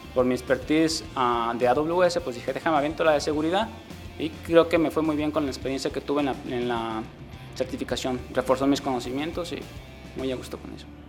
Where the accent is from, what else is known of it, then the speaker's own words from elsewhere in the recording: La Huerta, Jalisco, Mexico; also born or lived in Seattle; now in Guadalajara, Mexico; soy de un pueblo que se llama La Huerta, nací allí, pero en el año 2000 me mudé a Guadalajara y desde entonces he estado aquí